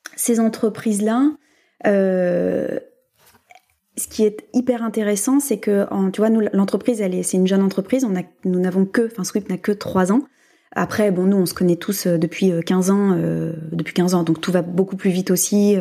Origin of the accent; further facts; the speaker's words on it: France; nous, en tant que Français